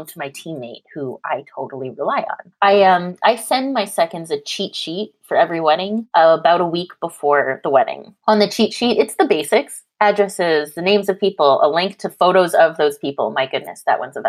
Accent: Canada; now in California, United States; I'm Canadian, I live in California

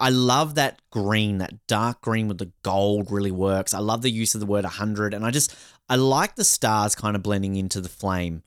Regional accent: Australia; being Australian

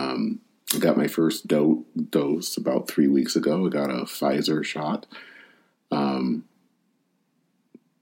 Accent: Michigan, United States; my home state of Michigan

